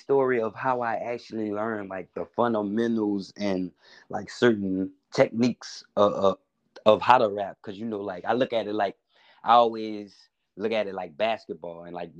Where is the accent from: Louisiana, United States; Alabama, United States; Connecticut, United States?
Louisiana, United States; New Orleans; moved away as an adult; now in New York, United States; I'm from New Orleans, but I moved to New York to do my music